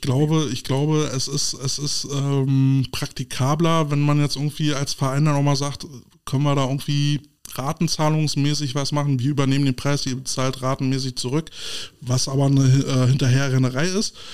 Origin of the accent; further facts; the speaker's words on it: Berlin, Germany; wir als Berliner, als Preußen